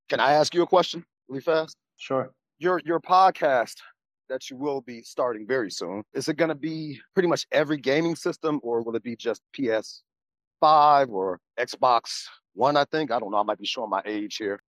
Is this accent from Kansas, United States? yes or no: no; Chicago, Illinois, United States; I was born and raised in Chicago.